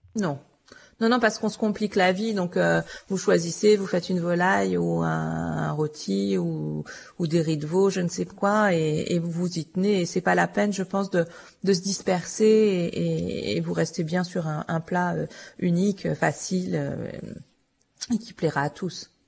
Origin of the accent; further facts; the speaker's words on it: Auvergne-Rhône-Alpes, France; je suis originaire d'Auvergne